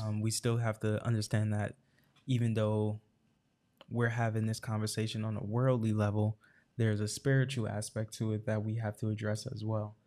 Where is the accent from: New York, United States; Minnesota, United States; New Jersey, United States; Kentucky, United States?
New Jersey, United States; Irvington; also born or lived in Newark, New Jersey; born and raised in Irvington, New Jersey